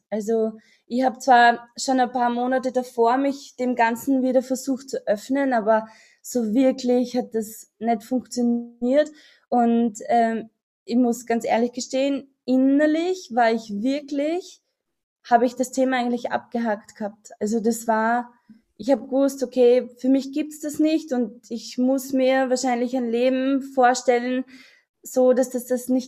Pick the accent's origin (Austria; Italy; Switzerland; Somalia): Austria; ich komme aus Österreich, das hört man wahrscheinlich. Und äh, ich habe bei dir das Coaching gemacht und ähm, ich bin jetzt 36 Jahre alt